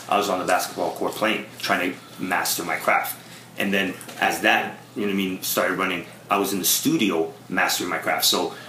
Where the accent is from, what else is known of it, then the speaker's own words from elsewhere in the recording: Toronto, Ontario, Canada; I'm a kid from Toronto trying to play it cool.